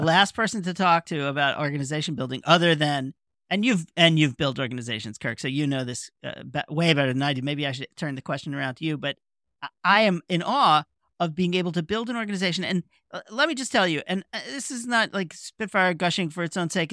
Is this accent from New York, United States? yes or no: yes; New York, United States; I'm a New Yorker.